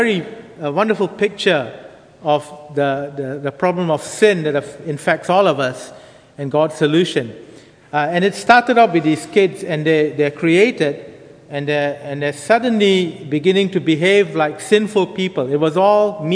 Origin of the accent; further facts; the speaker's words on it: Singapore; moved away as an adult; also born or lived in United Kingdom; now in Bangkok, Thailand; I grew up in Singapore, and a family going to church, a local Anglican church